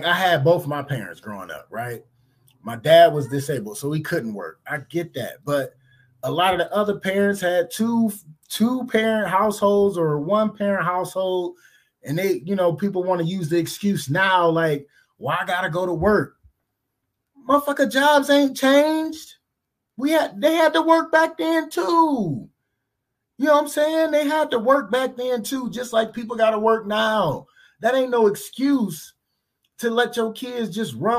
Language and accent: English; Cleveland, Ohio, United States; I grew up in Cleveland